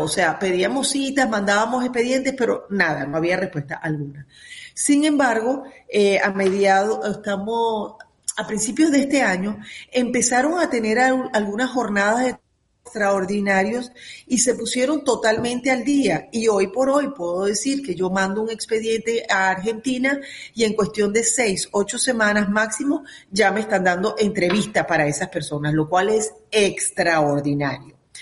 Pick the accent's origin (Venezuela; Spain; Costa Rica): Venezuela; now in United States; como comunidad venezolana